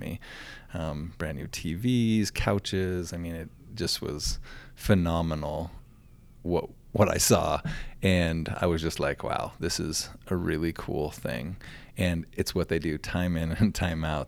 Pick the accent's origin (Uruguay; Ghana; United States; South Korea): United States; Glendive, Montana; also born or lived in Nevada / Miles City, Montana; moved back to the, my hometown, Glendive, and then became the superintendent in Glendive